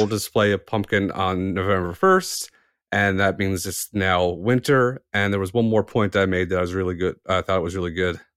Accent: Canada; I'm Canadian

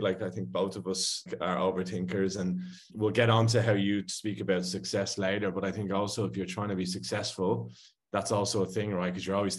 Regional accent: Ireland; now in Sydney, Australia; And I'm Irish, so you've got kind of two expats

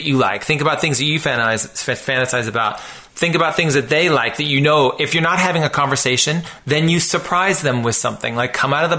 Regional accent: West Coast, United States; I was raised on the West Coast

